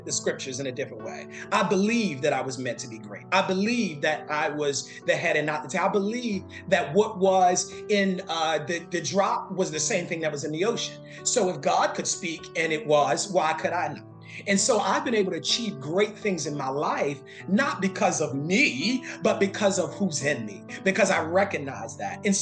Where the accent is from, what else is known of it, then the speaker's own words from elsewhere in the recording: Baltimore, Maryland, United States; moved away; I am from Baltimore, Maryland, originally